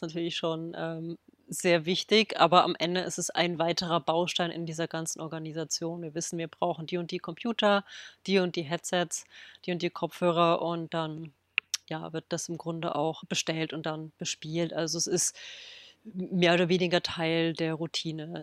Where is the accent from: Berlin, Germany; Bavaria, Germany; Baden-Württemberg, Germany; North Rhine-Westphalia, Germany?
Berlin, Germany; in Berlin, quasi in meiner Heimatstadt